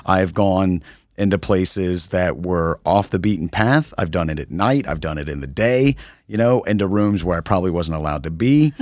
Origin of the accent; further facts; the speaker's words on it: United States; as an American